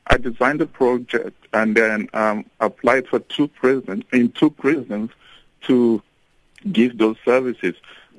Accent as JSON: {"language": "English", "country": "Nigeria", "moved": "as an adult", "lives_now": "South Africa", "said": "I'm …, I'm a Nigerian, and I'm here in South Africa as a missionary."}